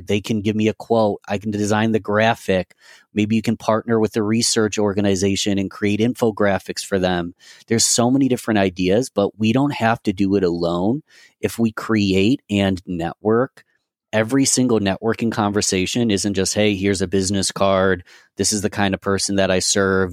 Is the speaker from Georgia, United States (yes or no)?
no; Rochester, New York, United States; my hometown of Rochester, New York